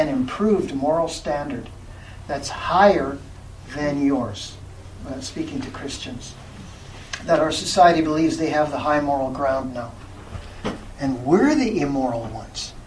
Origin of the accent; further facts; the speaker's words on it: Canada